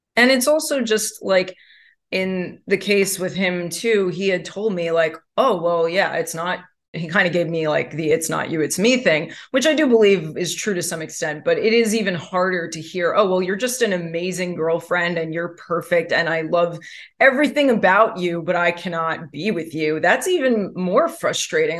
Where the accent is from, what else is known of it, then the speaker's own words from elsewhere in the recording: New York, United States; I am born and raised in New York